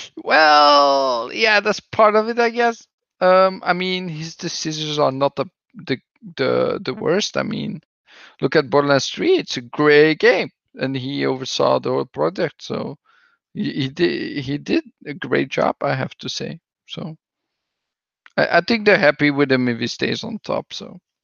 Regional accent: Belgium; English is a second language; that's what we do somewhat in Belgium. with my accent

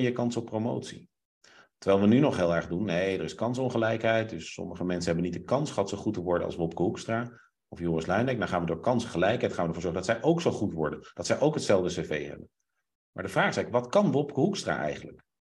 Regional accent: Groningen, Netherlands; ik ging in Groningen wonen en toen ben ik twee jaar gepest

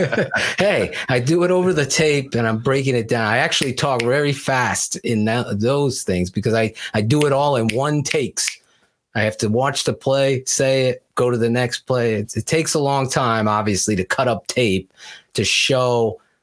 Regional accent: Wallingford, Connecticut, United States; where I grew up in Wallingford, Connecticut

